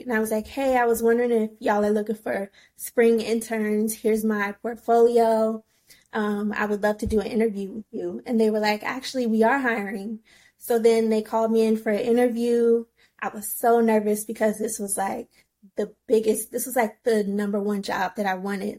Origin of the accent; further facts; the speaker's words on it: Virginia, United States; moved away as an adult; also born or lived in Washington, District of Columbia, United States; now in New York, United States; I grew up in Virginia, and then when I was old enough, I moved to DC